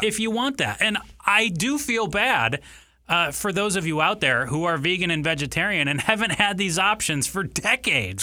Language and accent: English; Ann Arbor, Michigan, United States; now in Arizona, United States; I grew up in Ann Arbor, Michigan